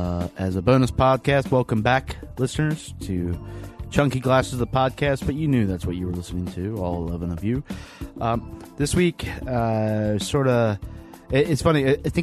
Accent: Lynchburg, Virginia, United States; Andy spent some time in Lynchburg, that's where I'm from

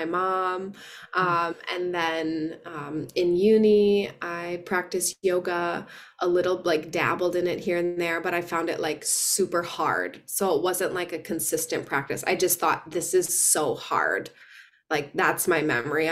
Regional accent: Wisconsin, United States; moved away as an adult; also born or lived in San Francisco; now in Sydney, Australia; I am originally from Wisconsin

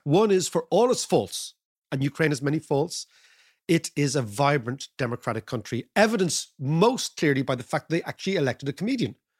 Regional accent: Ireland; As an Irish person

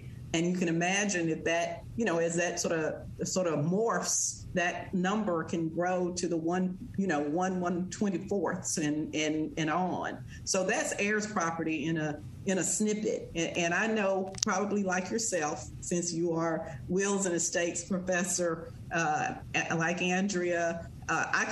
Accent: Verona, Mississippi, United States; I grew up in Verona on my grandfather's farm

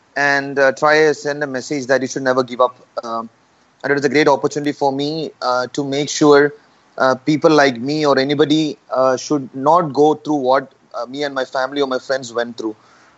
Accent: Kerala, India; I'm from Kerala, which a lot of people know the most of the Olympians are from Kerala.

